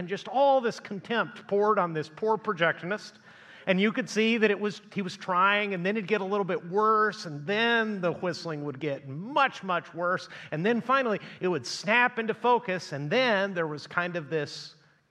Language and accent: English; Chihuahua, Mexico; now in United States; when I was a kid growing up in Chihuahua, Mexico